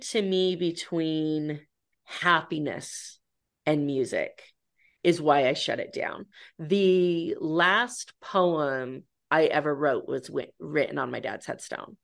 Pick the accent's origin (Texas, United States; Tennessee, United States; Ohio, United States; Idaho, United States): Idaho, United States; moved away; my hometown in Idaho